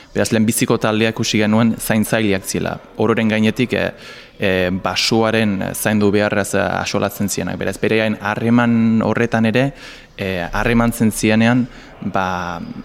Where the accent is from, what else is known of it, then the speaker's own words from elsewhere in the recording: England, United Kingdom; moved away; ni Inglaterrakoa naiz